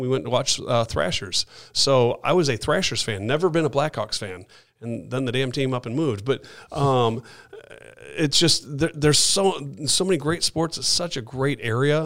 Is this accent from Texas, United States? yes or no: no; Chicago, Illinois, United States; moved away as an adult; now in Atlanta, United States; I'm from Chicago.